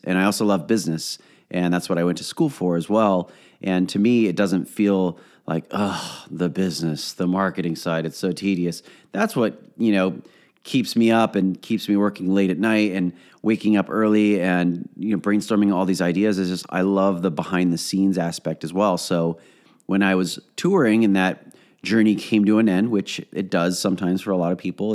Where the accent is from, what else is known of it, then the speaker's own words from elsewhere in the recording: Orange County, California, United States; I am from Orange County